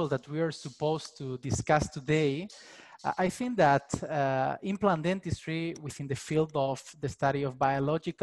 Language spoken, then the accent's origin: English; Spain; I'm from Spain